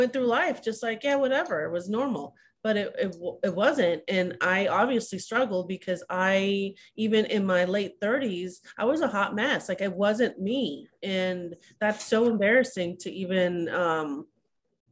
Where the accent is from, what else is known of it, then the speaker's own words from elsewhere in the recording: Simi Valley, California, United States; I was raised in a small town, which is not small anymore. It's Simi Valley, California